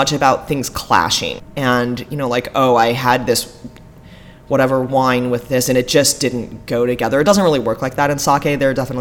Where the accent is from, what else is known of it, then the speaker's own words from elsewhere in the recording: Corvallis, Oregon, United States; also born or lived in Hawaii; now in Portland, United States; I grew up in Corvallis, about an hour and a half